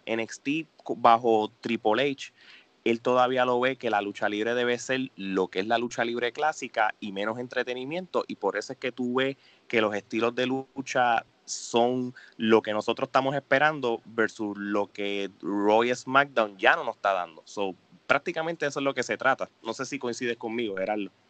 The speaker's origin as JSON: {"language": "Spanish", "country": "Puerto Rico", "said": "como somos boricuas"}